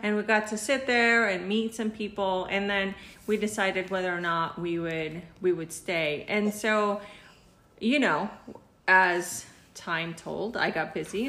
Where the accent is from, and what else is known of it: Mexico; now in United States